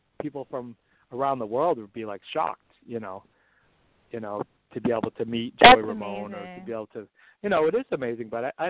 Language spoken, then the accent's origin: English; New York City, New York, United States; growing up in New York